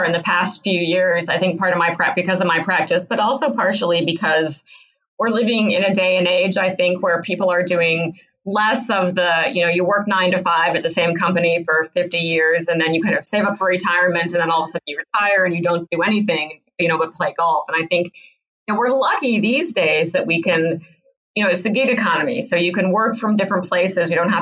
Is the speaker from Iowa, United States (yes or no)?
yes; Iowa, United States; when I was growing up in Iowa